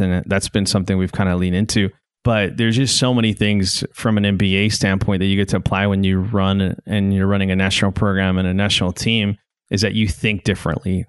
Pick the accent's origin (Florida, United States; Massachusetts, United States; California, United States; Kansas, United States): Kansas, United States; Garden City; also born or lived in Hereford, Texas / Iowa / Illinois / Missouri; now in Northwest Arkansas, United States; before I ended up in West Texas, I grew up in Garden City, Kansas